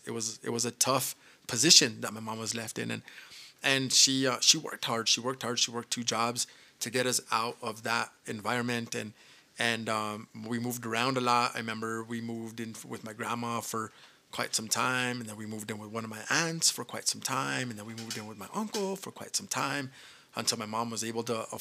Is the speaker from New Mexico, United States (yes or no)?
yes; Española, New Mexico, United States; I was born and raised here in Espanola, New Mexico.